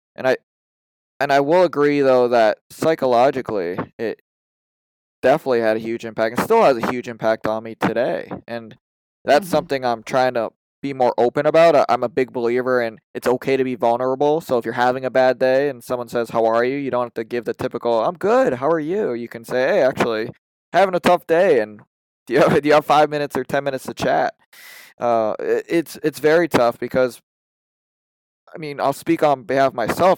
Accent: Massachusetts, United States; I'm from the Massachusetts area

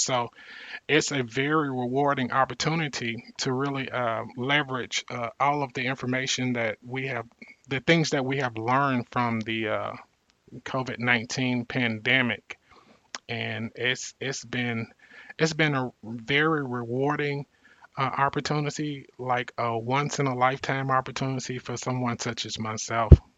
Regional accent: Mississippi Delta, United States; growing up poor in the Mississippi Delta, one of the uh, poorest re- regions in the country

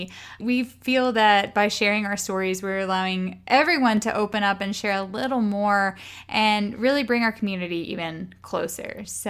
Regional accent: Arkansas, United States; So you know that I grew up on a farm in Arkansas. My dad was a third or fourth generation farmer. So long line of Arkansas farmers in my family

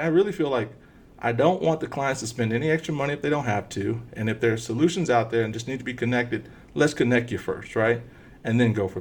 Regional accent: Texas, United States; accent: thick Texas accent; moved away as an adult; also born or lived in Bellefonte, Pennsylvania; I grew up in small town Texas

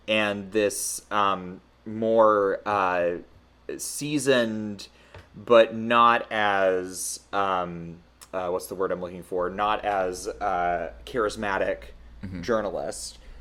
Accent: the Southern United States, United States; as a Southerner

